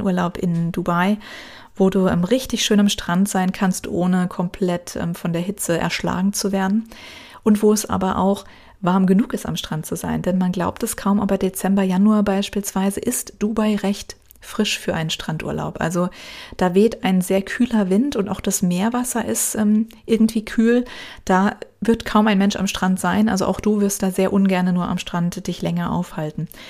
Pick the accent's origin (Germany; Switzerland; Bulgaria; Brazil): Germany; uns als Deutsche